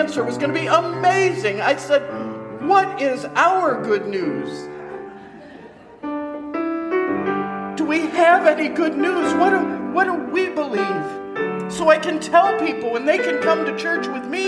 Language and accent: English; Kentucky, United States; I grew up in Kentucky